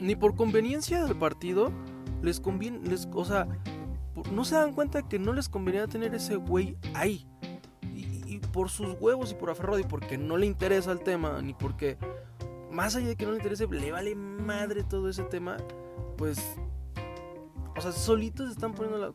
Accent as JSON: {"language": "Spanish", "country": "Mexico"}